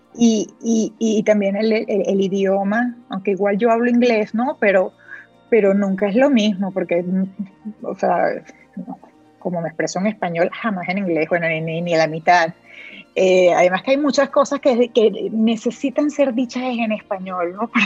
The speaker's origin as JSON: {"language": "Spanish", "town": "Puerto Ordaz", "region": "Bolívar", "country": "Venezuela", "also_born_or_lived": "Miami, United States", "moved": "as an adult", "lives_now": "Spain", "said": "yo soy de Puerto Ordaz en, Venezuela, o sea, que es una ciudad que todavía es relativamente pequeña, que, que pues, nos conocemos muchas personas, mis hijos llegaron a estudiar con con muchachos"}